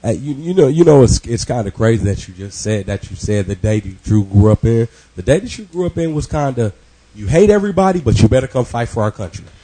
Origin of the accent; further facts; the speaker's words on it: Kansas City, United States; I grew up on Kansas City streets